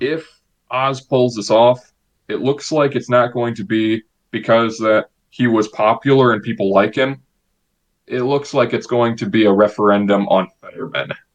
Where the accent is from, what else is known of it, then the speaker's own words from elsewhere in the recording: Illinois, United States; in my home state of Illinois